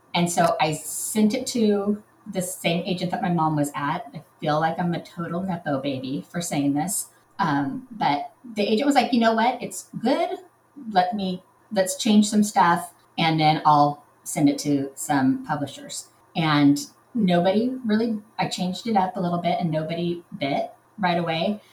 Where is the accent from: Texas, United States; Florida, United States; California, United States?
California, United States; Southern; I'm from Southern California